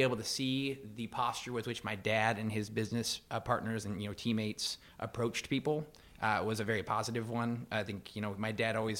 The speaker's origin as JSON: {"language": "English", "town": "Goshen", "region": "Indiana", "country": "United States", "tie": "born or raised there", "said": "Yeah, Goshen, Northern Indiana."}